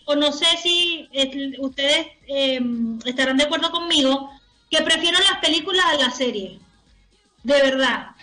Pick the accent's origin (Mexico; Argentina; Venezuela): Venezuela; now in Chile